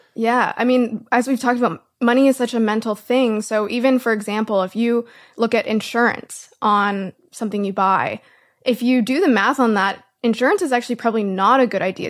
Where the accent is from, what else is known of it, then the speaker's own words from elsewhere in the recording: Canada; I'm Canadian